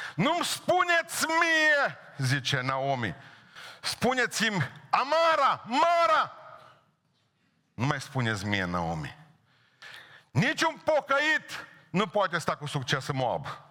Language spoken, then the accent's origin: Romanian; Bihor County, Romania; la noi este cuvântul a buieci, verb în Bihor